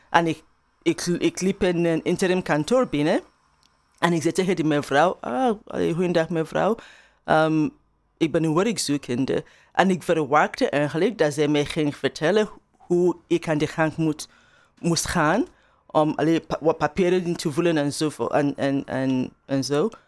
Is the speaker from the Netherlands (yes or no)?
no; Turnhout, Flanders, Belgium; In België hadden ze daar echt moeite mee. Dat ze zeggen, ja, ik kom uit Turnhout of Bel België ze vragen, ja, maar, maar waar eigenlijk?